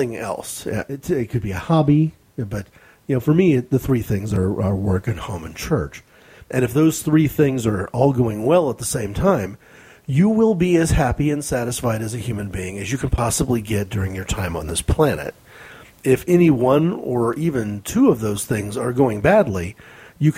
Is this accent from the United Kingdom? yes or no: no; United States; as an American